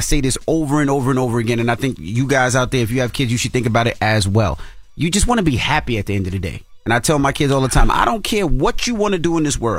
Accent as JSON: {"language": "English", "town": "Queens", "region": "New York", "country": "United States", "tie": "born or raised there", "said": "Had me growing up in Queens."}